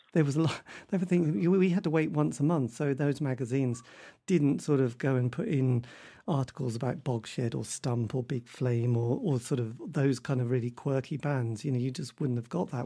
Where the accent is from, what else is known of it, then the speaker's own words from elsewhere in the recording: Norwich, East of England, United Kingdom; I come from Norwich. It's not a great place for music.